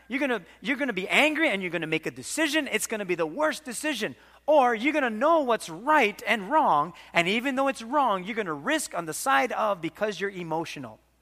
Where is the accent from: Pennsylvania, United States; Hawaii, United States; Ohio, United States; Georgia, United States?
Hawaii, United States; Waimanalo; We had this pet duck growing up in Waimanalo